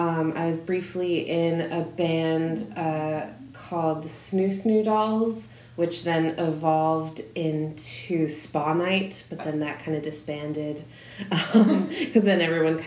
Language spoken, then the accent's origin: English; Tinicum Township, Pennsylvania, United States; I'm from, like, Tinicum Township, which is, like, a small suburb about 10 minutes from the Philly airport.